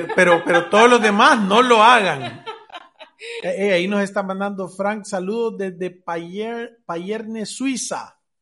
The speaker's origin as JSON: {"language": "Spanish", "country": "El Salvador", "said": "Somos del Salvador"}